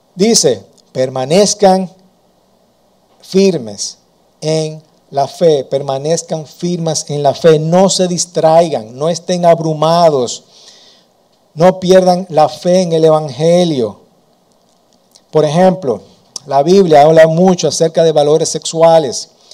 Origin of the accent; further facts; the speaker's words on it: Dominican Republic; Nosotros como dominicanos, venimos de la cultura